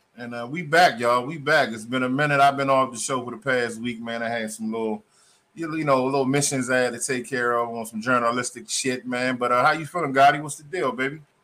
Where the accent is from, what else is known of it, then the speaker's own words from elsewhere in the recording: Maryland, United States; also born or lived in Spartanburg, South Carolina; we are from Maryland. I'm from Maryland